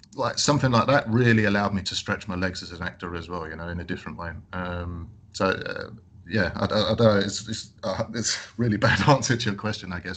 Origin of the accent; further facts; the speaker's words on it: London, United Kingdom; I grew up in London